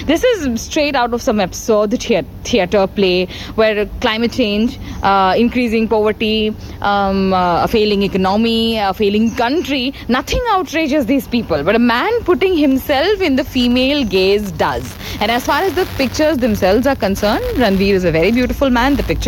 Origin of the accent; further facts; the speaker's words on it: Assam, India; I am from Assam.